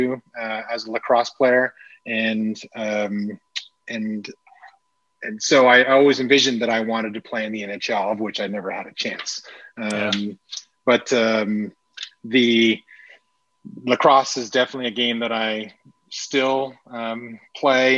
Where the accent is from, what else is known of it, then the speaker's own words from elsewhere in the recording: Toronto, Ontario, Canada; moved away as an adult; now in Austin, United States; I was born and raised in Toronto. I lived there